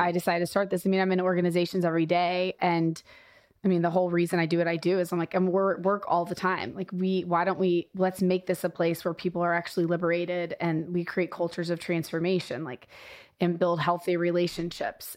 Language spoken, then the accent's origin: English; Kansas City, Missouri, United States; I grew up in Kansas City